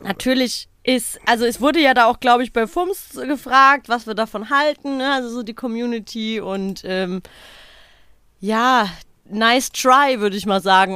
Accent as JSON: {"language": "German", "area": "Odenwald", "region": "Hesse", "country": "Germany", "said": "wie man bei uns im Odenwald sagt"}